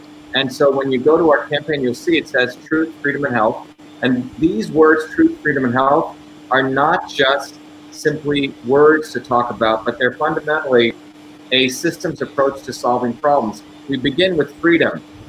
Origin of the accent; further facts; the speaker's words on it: New Jersey, United States; from New Jersey.